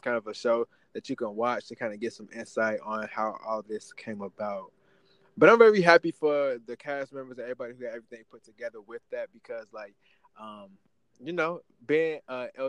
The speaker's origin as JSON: {"language": "English", "town": "St. Louis", "region": "Missouri", "country": "United States", "also_born_or_lived": "Kansas City", "said": "I'm from St. Louis area, but I lived in Kansas City the last 4 years"}